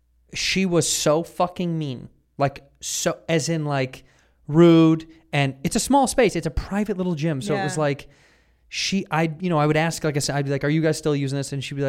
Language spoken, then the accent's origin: English; Chicago, Illinois, United States